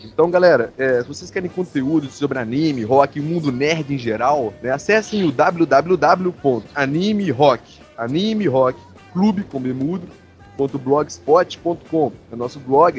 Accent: Vila Velha, Espírito Santo, Brazil; Nós somos de Vila Velha, né? Vila Velha, Vitória

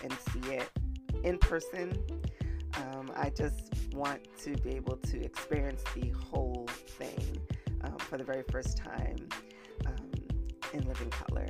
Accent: New York City, New York, United States; we're both from the Bronx.

